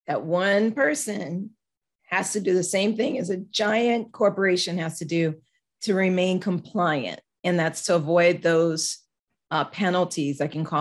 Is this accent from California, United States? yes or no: no; Louisiana, United States; also born or lived in Georgia; I'm from Louisiana.